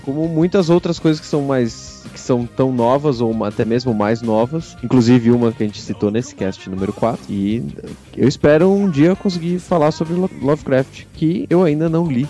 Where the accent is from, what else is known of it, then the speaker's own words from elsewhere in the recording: Brazil; Somos brasileiros